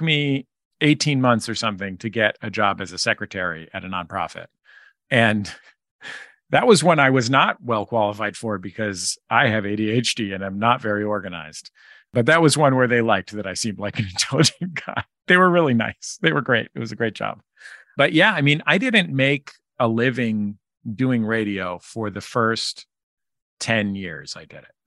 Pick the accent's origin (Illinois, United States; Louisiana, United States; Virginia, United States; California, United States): California, United States; San Francisco; now in Los Angeles, United States; I grew up in San Francisco in the Mission District